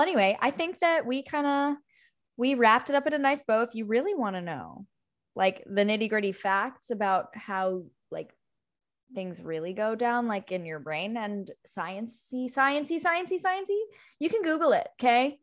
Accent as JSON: {"language": "English", "town": "Montauk", "region": "New York", "country": "United States", "tie": "born or raised there", "said": "I grew up in Montauk, and there is this place called Campiro"}